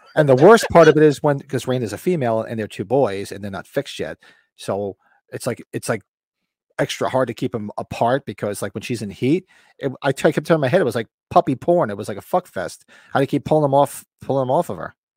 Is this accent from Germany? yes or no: no; Bergen County, New Jersey, United States; moved away; where I grew up in Bergen County, there's no Walmarts